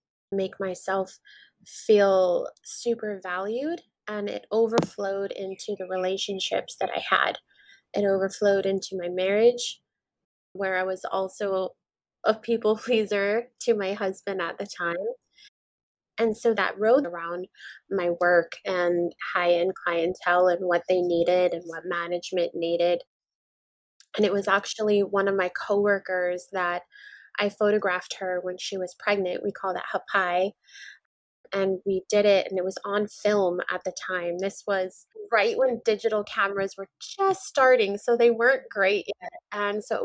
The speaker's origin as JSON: {"language": "English", "area": "Maui", "region": "Hawaii", "country": "United States", "tie": "born or raised there", "said": "I'm born and raised in Maui, Hawaii"}